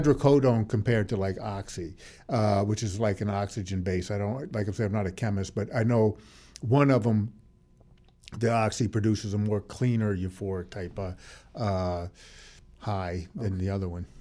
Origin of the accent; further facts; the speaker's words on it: New Orleans, Louisiana, United States; in New Orleans, basically, that's where I'm from. My hometown is New Orleans